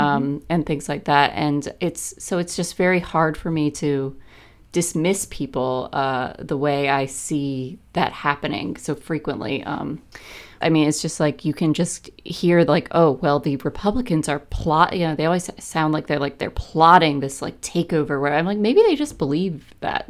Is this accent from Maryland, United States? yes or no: yes; Maryland, United States; I'm from Maryland too, as you know, and, uh, my family was not, like, super political